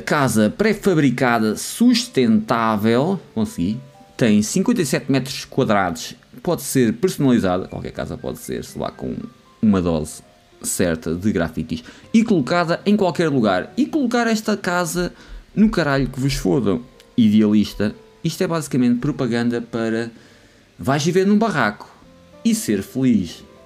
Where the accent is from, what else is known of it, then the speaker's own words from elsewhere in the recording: Lousã, Centro, Portugal; eu sou da Lausanne